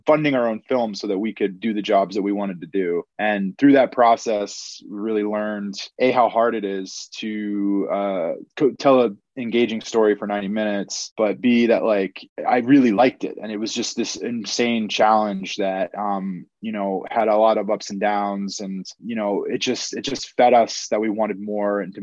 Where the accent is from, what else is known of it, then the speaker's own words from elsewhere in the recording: Vermont, United States; moved away as an adult; also born or lived in Los Angeles; I'm from Vermont, so I'm from a really small state